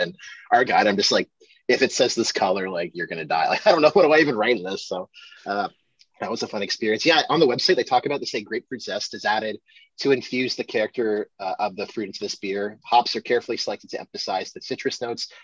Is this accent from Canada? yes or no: yes; Ottawa, Ontario, Canada; It's from my hometown